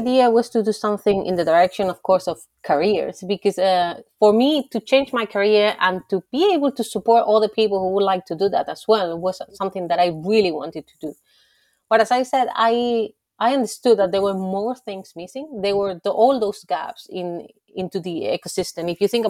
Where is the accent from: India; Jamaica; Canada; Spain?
Spain; moved away as an adult; also born or lived in Germany / France; I'm from Spain